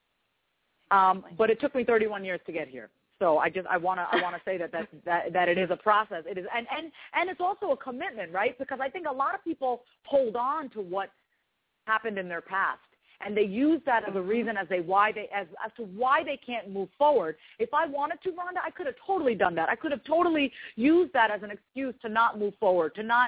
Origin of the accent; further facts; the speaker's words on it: Long Island, New York, United States; now in Kansas City, United States; I was raised on Long Island, New York.